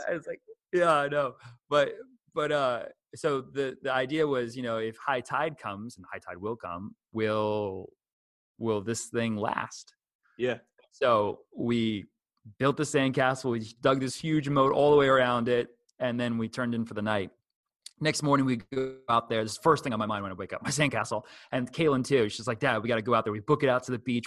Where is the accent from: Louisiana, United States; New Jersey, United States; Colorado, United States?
New Jersey, United States; I'm from New Jersey